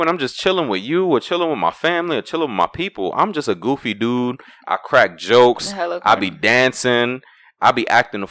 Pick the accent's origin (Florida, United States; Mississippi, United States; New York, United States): New York, United States; Brooklyn; I'm from New York, Brooklyn. Right. You know, we grew up in that age of flex. So I think it was like every Friday we had Flex in Brooklyn.